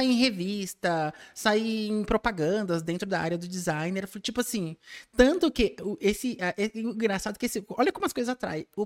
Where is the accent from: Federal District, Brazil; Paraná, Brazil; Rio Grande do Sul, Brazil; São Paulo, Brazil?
São Paulo, Brazil; Eu sou, nasci em São Paulo, nasci